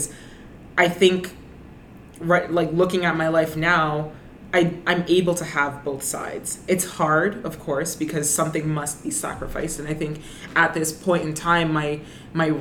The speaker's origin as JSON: {"language": "English", "town": "Brampton", "region": "Ontario", "country": "Canada", "said": "I'm originally from Brenton"}